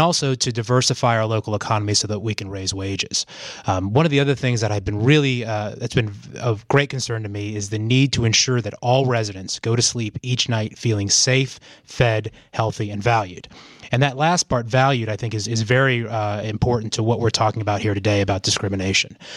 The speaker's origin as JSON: {"language": "English", "town": "Asheville", "region": "North Carolina", "country": "United States", "tie": "born or raised there", "also_born_or_lived": "Chicago", "said": "I grew up here in Asheville"}